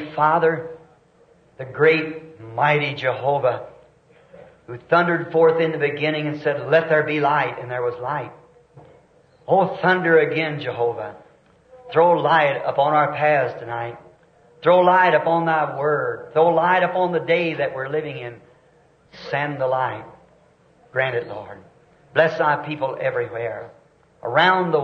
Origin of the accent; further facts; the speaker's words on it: the South, United States; I'm a Southerner